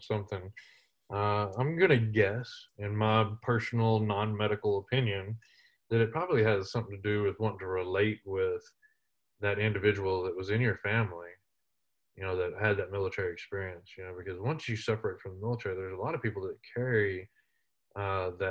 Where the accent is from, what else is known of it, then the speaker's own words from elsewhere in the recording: around Odessa, Midland, West Texas, United States; I grew up out in West Texas around Odessa, Midland